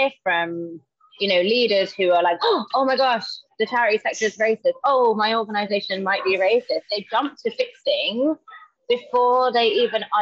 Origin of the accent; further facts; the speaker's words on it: London, United Kingdom; moved away as an adult; now in Manchester, United Kingdom; So I'm from London, and I've recently moved to Manchester